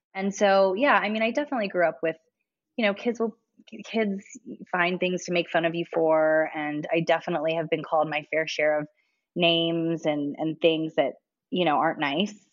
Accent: Ontario, Ohio, United States; moved away as an adult; now in Los Angeles, United States; am born and raised in Ohio, a super small town in Ohio called Ontario, Ohio

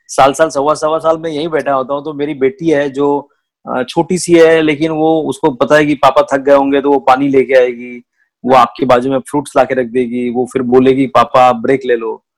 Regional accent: Nagpur, Maharashtra, India; मैं उस एरिया से आता हूँ जहाँ सब कुछ पैसों के दम पे तोला जाता है

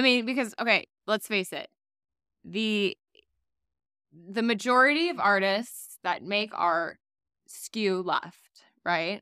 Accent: South Florida, United States; also born or lived in Miami; I grew up in South Florida.

